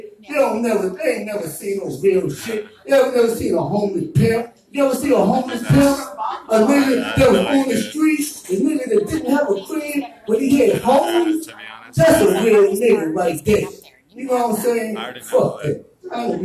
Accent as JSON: {"language": "English", "town": "Baltimore", "region": "Maryland", "country": "United States", "moved": "yes", "lives_now": "California, United States", "said": "I'm from Baltimore"}